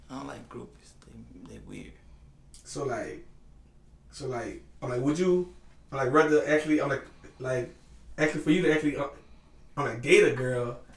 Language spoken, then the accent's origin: English; Baton Rouge, Louisiana, United States; I'm from Baton Rouge, Louisiana, East Baton Rouge, Louisiana.